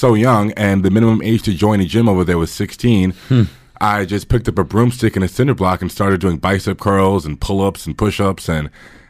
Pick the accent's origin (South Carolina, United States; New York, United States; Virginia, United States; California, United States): New York, United States; moved away; they thought because I was from New York, I was wealthy, and it was the opposite.